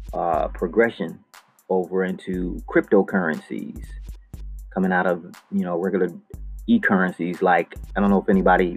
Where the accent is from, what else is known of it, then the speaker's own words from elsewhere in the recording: Buffalo, New York, United States; now in Los Angeles, United States; So that's why I came to Hollywood from Buffalo, New York. By myself, 3,000 miles, over 3,000 miles from Buffalo, New York, landed in Hollywood.